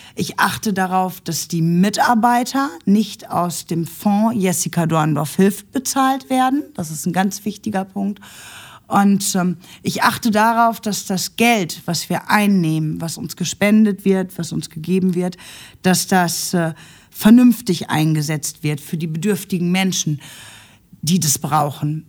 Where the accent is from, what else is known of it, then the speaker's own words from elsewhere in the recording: Nuremberg, Bavaria, Germany; now in Essen, Germany; ich durfte ja einen großen Teil meiner Kindheit in Nürnberg verbringen